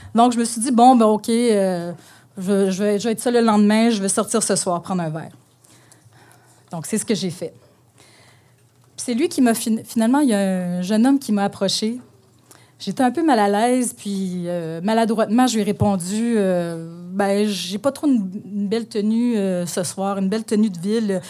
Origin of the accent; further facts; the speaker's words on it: northern Ontario, Canada; mon, enfance à la campagne, euh, parce que je viens du nord de l'Ontario